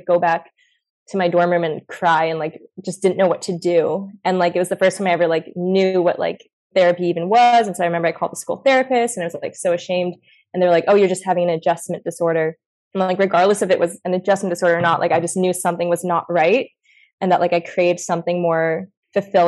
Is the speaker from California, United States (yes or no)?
yes; Santa Monica, California, United States; moved away as an adult; also born or lived in Midwest; I was raised in Santa Monica and was with the same, I didn't move around as a kid.